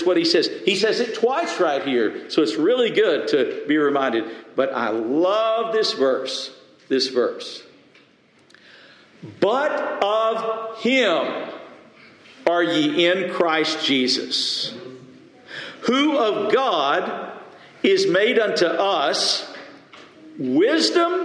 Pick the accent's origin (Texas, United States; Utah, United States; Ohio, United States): Texas, United States; West; I grew up in West Texas